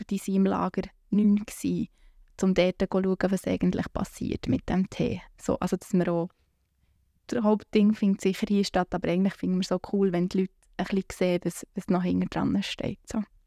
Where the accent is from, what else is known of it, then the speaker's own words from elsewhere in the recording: Bern, Switzerland; Ich komme aus der Lengasse